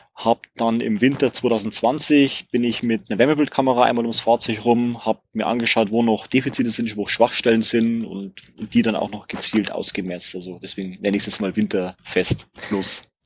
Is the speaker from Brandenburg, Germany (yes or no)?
no; Regensburg, Bavaria, Germany; ich komme aus Regensburg